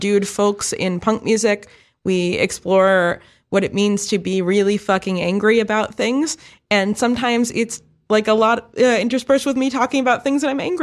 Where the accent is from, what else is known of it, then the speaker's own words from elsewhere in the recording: New York City, New York, United States; I grew up in the East Village, Lower East Side in the late 90s, early 00s